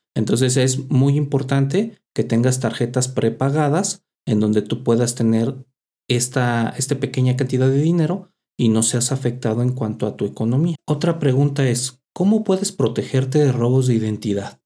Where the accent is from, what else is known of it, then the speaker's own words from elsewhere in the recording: Mexico; así somos los mexicanos